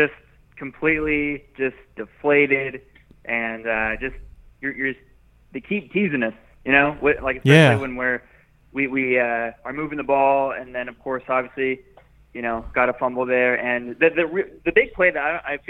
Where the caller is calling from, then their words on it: Dallas, Texas, United States; from Dallas.